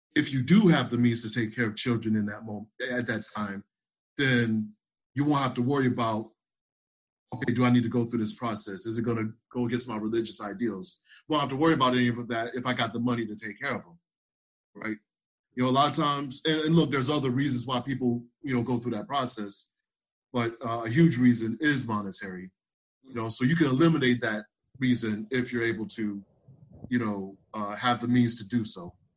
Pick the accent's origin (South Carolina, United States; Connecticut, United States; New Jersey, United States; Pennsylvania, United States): South Carolina, United States; I'm actually from South Carolina